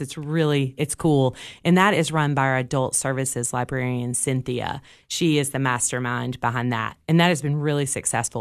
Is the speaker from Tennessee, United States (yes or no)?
yes; Cookeville, Tennessee, United States; I grew up here in Cookville